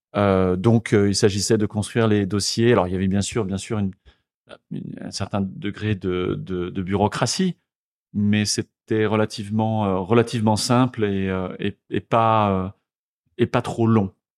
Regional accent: Le Mans, Pays de la Loire, France; moved away as an adult; also born or lived in Tours; now in Vietnam; je suis né au Mans, dans la Sarthe, donc je suis un Manceau. Euh, j'ai étudié jusqu'à mes 18 ans, euh, passé mon bac au Mans

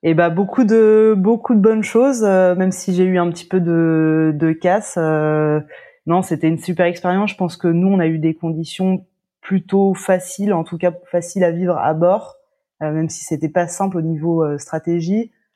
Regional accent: La Baule, Pays de la Loire, France; je suis originaire de La Baule.

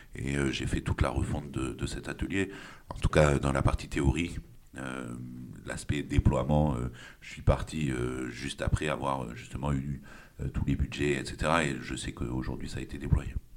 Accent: Puducherry, India; moved away as an adult; now in France; j'ai grandi en Inde, je suis, je suis, arrivé en France en 2006. Euh, puisque j'ai eu mon bac euh, là-bas au lycée français de Pondichéry

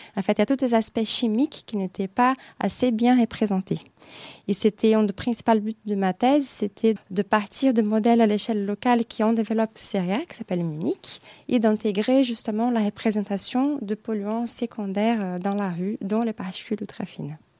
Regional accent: Brazil; French is a second language; moved away as an adult; also born or lived in Nancy, France / Germany; now in Paris, France; je suis brésilienne

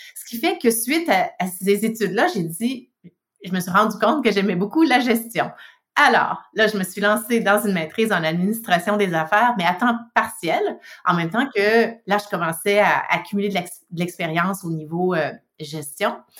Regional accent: Quebec, Canada; now in British Columbia, Canada; je suis une Québécoise de souche, exportée en Colombie-Britannique. Euh, mais oui, donc du Québec, euh, né au Québec

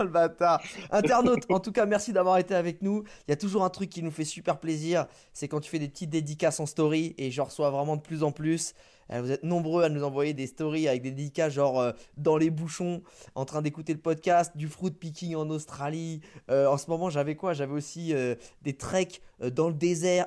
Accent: France; on est français

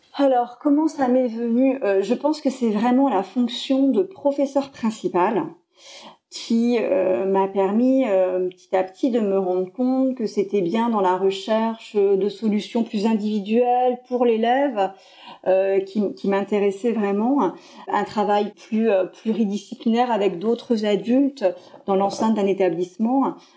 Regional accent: Poitiers, Nouvelle-Aquitaine, France; je suis originaire de Poitiers

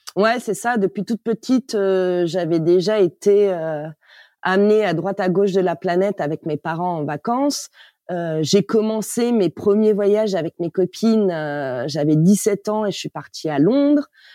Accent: Paris, Île-de-France, France; moved away as an adult; Je suis née à Paris. J'ai grandi en banlieue

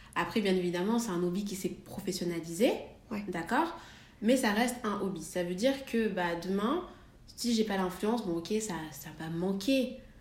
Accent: Valence, Auvergne-Rhône-Alpes, France; now in Paris, France; je, viens de Valence

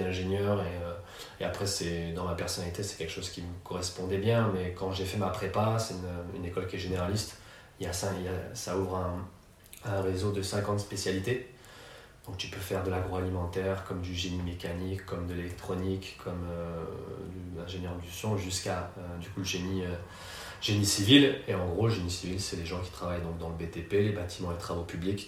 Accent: Paris region, Île-de-France, France; moved away as an adult; also born or lived in Malaysia / Los Angeles / Valencia; j'ai grandi en région parisienne

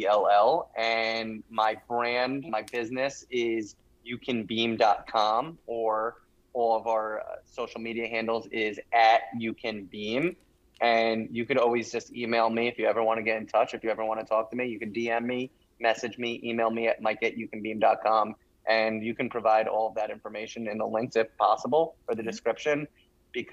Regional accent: Rye Brook, New York, United States; my hometown, which is a very small town in Westchester, New York

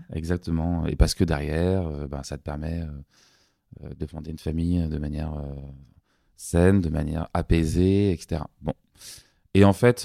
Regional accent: Paris, Île-de-France, France; J'ai eu une enfance très heureuse, parisienne

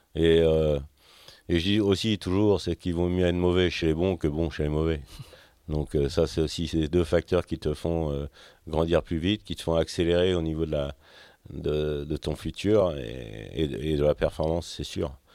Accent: Finistère, Brittany, France; also born or lived in Châteauneuf-du-Faou / Quimper / Quimperlé; tout commence en Finistère

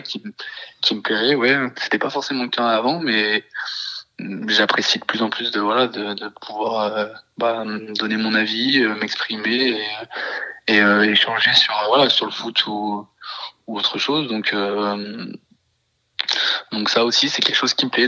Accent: Isère, Auvergne-Rhône-Alpes, France; moved away as an adult; nous on est originaire de l'Isère avec ma femme

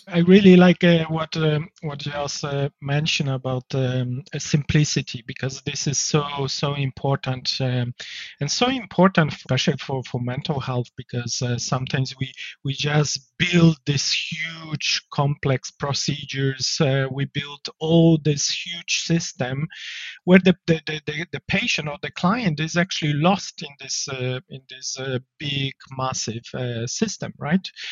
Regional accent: Poland; English is a second language; moved away as an adult; now in Ireland; I'm originally from Poland, uh, but I moved to Ireland uh, back in 2004

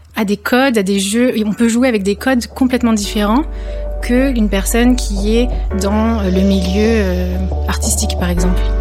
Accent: Lyon, Auvergne-Rhône-Alpes, France; je suis lyonnaise

